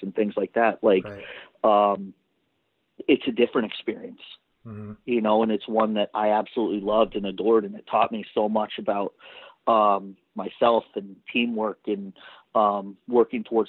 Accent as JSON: {"language": "English", "town": "Dallas", "region": "Texas", "country": "United States", "tie": "born or raised there", "also_born_or_lived": "Pittsburgh", "said": "I grew up in Dallas, but both my parents are Canadian"}